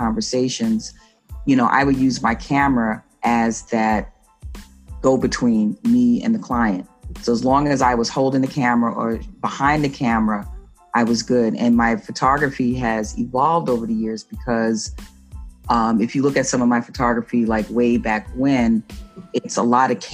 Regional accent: New York City, New York, United States; I'm from the Bronx, and you know, I traveled into the city

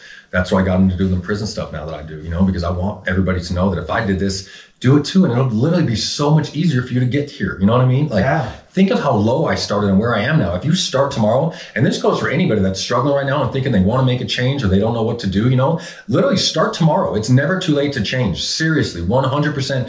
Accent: Phoenix, Arizona, United States

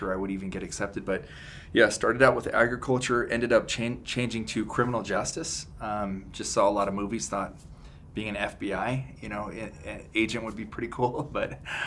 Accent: Pueblo, Colorado, United States; also born or lived in Billings, Montana; I grew up in Pueblo, Colorado, and my dad moved me to Billings, Montana when I was six. My parents split, so I moved back to Colorado and then just visited my dad every summer in Montana.

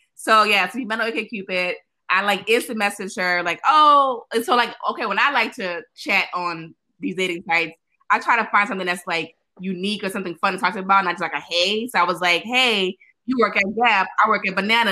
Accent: Chicago, Illinois, United States; moved away; I'm originally from Chicago

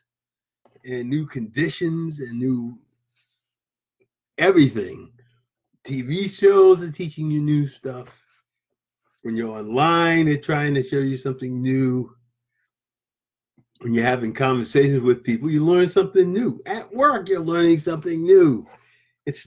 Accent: New England, United States; I'm from New England.

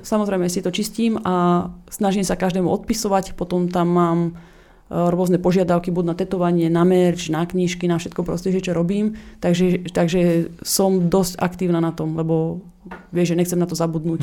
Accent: Slovakia; moved away as an adult; also born or lived in Australia; now in Los Angeles, United States; som mala 20 rokov, som odišla zo Slovenska na opačnú stranu Zemegule

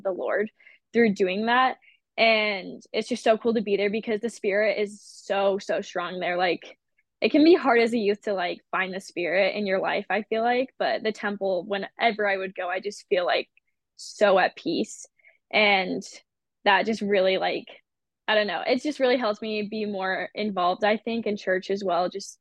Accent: Washington, United States; also born or lived in Kentucky; when I turned 8, so I moved from Kentucky to Washington, like right before I turned 8

